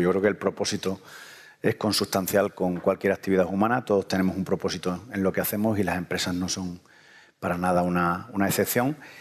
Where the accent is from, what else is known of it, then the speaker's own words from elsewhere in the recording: southern Spain, Spain; en lo que en el sur llamamos dinero